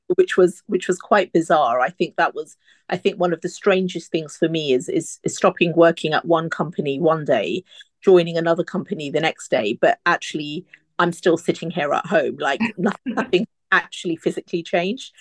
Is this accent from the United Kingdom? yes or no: yes; United Kingdom; an Indian woman, uh, you know, born and brought up here